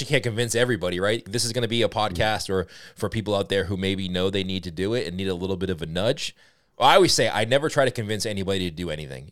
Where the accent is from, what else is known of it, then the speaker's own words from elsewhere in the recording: Boston, Massachusetts, United States; accent: Boston; my Boston accent